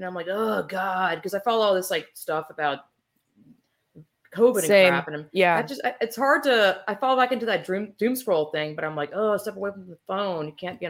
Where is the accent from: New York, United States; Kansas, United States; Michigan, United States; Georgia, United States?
Georgia, United States; my home I grew up in Georgia.